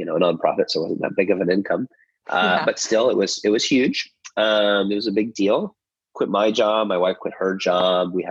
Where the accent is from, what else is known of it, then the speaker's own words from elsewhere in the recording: just outside of Chicago, Illinois, United States; moved away as an adult; now in Nashville, United States; I was born and raised in the United States in just outside of Chicago